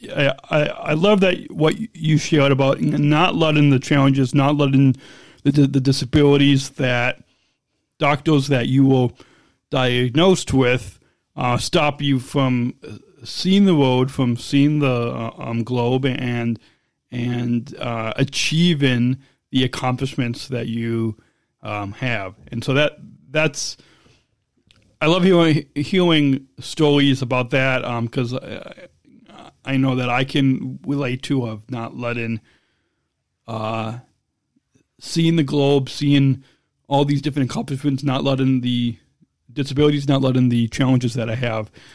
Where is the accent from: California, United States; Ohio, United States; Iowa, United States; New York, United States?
California, United States; Long Beach; I was born in Southern California, in Long Beach, California